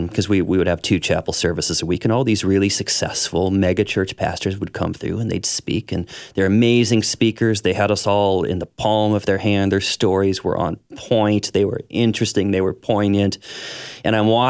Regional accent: St. Charles, Missouri, United States; I grew up in St. Charles, Missouri here. Which is just west of Saint Louis

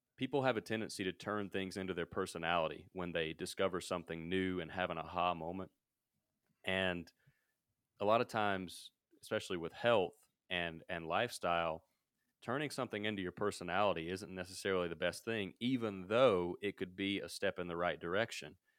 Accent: Mississippi, United States; moved away as an adult; also born or lived in Denver, Colorado; now in Colorado, United States; I'm from Mississippi, uh, so I'm from way down south.

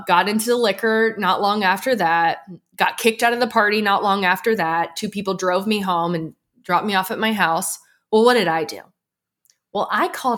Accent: outside of Philadelphia, Pennsylvania, United States; I grew up outside of Philly

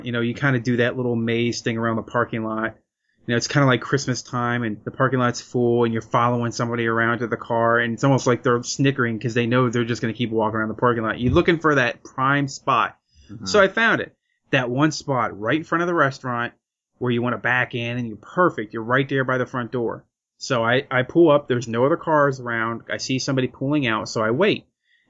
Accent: Lancaster County, Pennsylvania, United States; moved away; I come from the Lancaster County area in Pennsylvania

